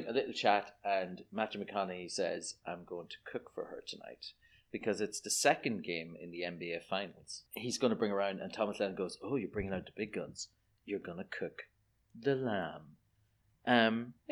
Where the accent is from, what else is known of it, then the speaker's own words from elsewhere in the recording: Ireland; I'm Irish.